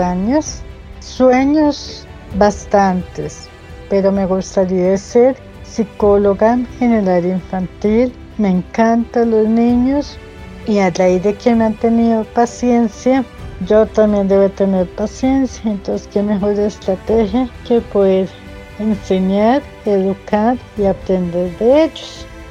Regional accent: Pamplona, Norte de Santander, Colombia; Nací en Pamplona, Norte Santander

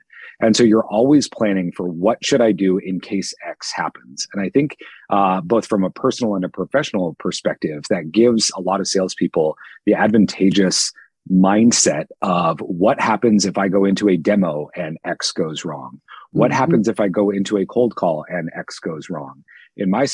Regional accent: Seattle, Washington, United States; moved away as an adult; also born or lived in Southern California / Dallas, Texas / London; I'm from Seattle, Washington. I've lived in Southern California, Dallas, Texas, London. Landed back here in Seattle

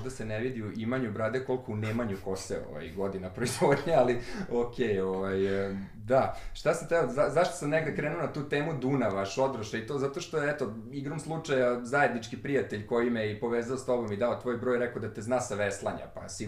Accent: Novi Sad, Vojvodina, Serbia; tako sam ja blokovac sa limana

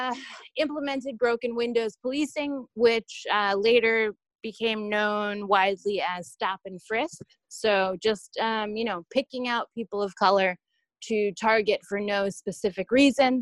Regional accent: New York City, New York, United States; Growing up in New York

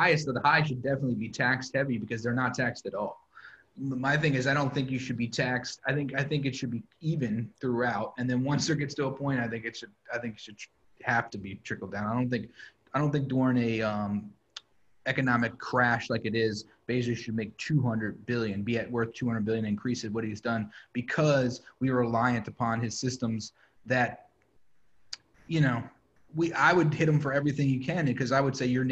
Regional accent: Kent Island, Maryland, United States; also born or lived in New York; now in Baltimore, United States; I grew up on Ken Island

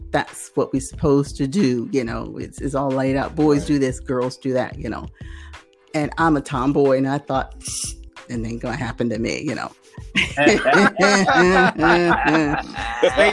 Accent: Norfolk, Virginia, United States; moved away as an adult; also born or lived in South Carolina; now in Australia; I'm originally from Virginia, Norfolk area, Tidewater, Berkeley, as they say, you know, and lived there all my life, Berkeley girl

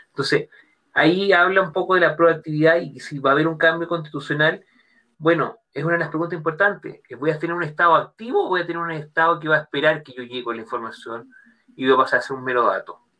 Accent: Chile; donde está la clave única de cada uno de nosotros como chileno

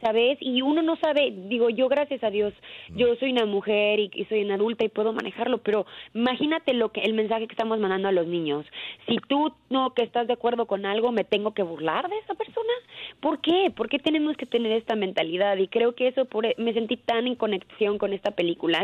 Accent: Mexico; como mexicanos

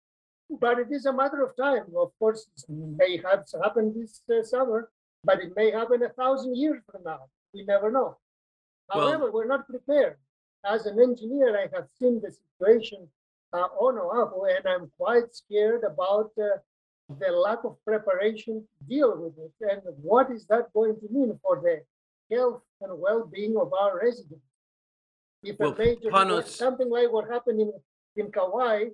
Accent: Greece; moved away; also born or lived in Hawaii; originally I come from Greece

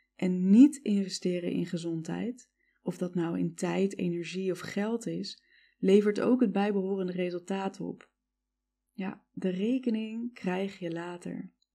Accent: Netherlands; also born or lived in United States

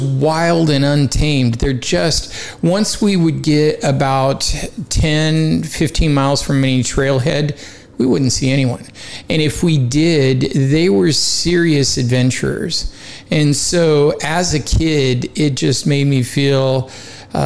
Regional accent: Portland, Oregon, United States; moved away as an adult; also born or lived in Kansas; I grew up in Portland, Oregon, the son of two mountain climbers

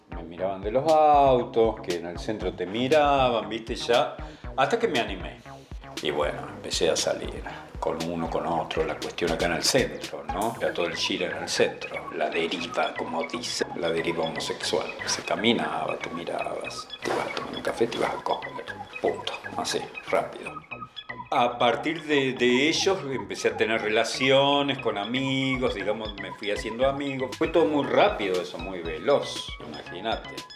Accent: Villa Constitución, Santa Fe, Argentina; yo soy de Villa Constitución, del sur de Santa Fe, una ciudad chiquita pero industrial

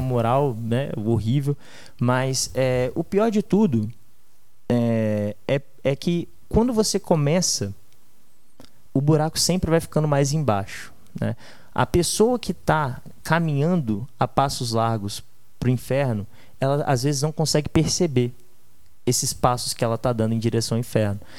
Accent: Vila Velha, Espírito Santo, Brazil; also born or lived in Australia; nasci é, em Vila Velha, no Espírito Santo, e minha vida inteira, cara, eu estudei em escolas boas

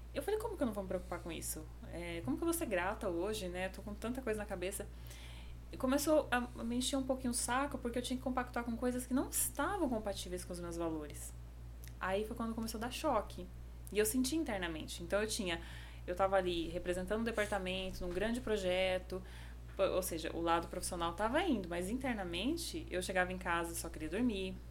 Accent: Indaiatuba, São Paulo, Brazil; moved away as an adult; also born or lived in Paraná / Jericoacoara, Ceará; now in João Pessoa, Brazil; eu cresci ali no interior de São Paulo. Por isso que eu puxo bastante o R

